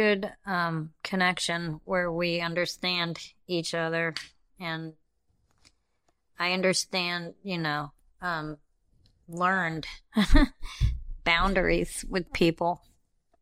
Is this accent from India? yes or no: yes; India; I'm like, I'm neither of those, and I check Other, because I'm from India.